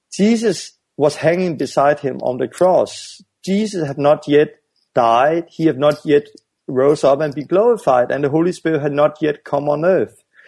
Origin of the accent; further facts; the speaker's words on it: Denmark; I'm from Denmark and, and it's a Western country